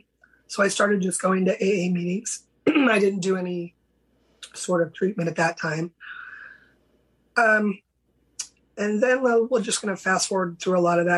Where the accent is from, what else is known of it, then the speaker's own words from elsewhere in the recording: San Francisco Bay Area, California, United States; I grew up in California, a little small Bay Area, San Francisco Bay Area.